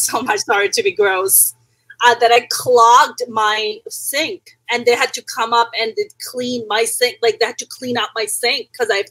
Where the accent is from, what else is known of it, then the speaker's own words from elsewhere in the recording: Pakistan; also born or lived in New York City, United States; now in Los Angeles, United States; Born and raised in Pakistan